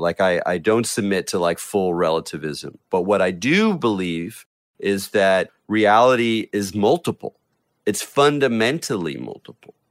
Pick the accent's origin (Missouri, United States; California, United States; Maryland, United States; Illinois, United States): California, United States; North County, north of San Diego, Southern; I grew up in Southern California on the coast of North County, north of San Diego